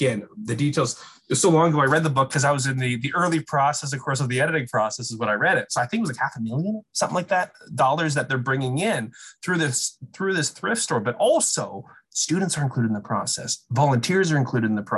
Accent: British Columbia, Canada; British Columbia, where I'm from

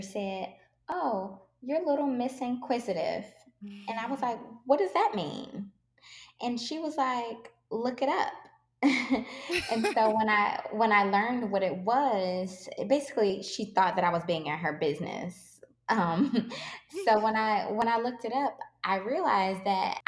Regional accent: Detroit, Michigan, United States; I grew up in Detroit

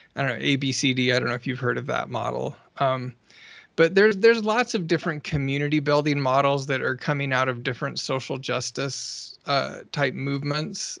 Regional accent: Alaska, United States; I grew up in Alaska

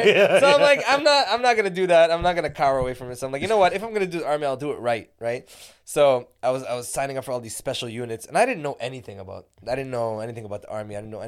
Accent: Montreal, Quebec, Canada; moved away as an adult; also born or lived in Israel; I was born in Montreal.

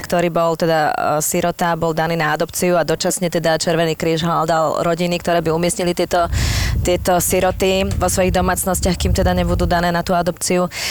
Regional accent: Bratislava, Bratislava Region, Slovakia; jak som chodila e, z Devinskej do Devina

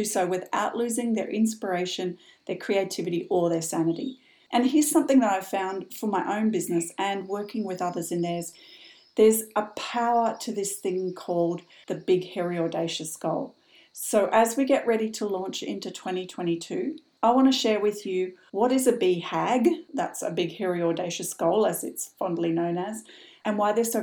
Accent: Brisbane, Queensland, Australia; moved away as an adult; also born or lived in Sydney / London; my hometown, which for those of you from Australia listening, was Brisbane in the mid-80s

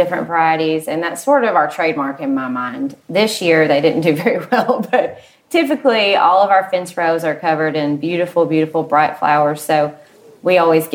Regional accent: Lexington, Kentucky, United States; I grew up in Lexington, so I've been here about 16 years

